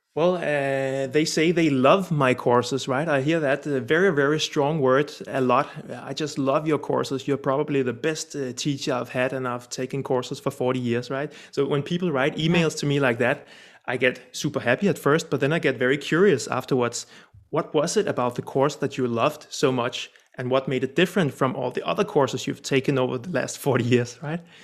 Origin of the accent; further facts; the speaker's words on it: Denmark; also born or lived in Copenhagen; I'm Danish from Denmark, sitting here in uh, sunny Copenhagen right now